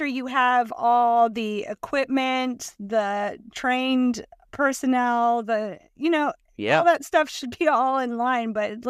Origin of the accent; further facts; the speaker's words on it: Louisiana, United States; And we're from South Louisiana where everybody has a boat.